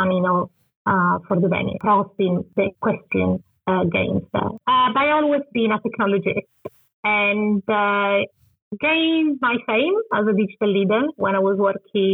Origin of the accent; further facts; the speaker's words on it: Turin, Piedmont, Italy; English is a second language; moved away as an adult; also born or lived in London, United Kingdom; Probably understand my accent. I'm originally from Italy.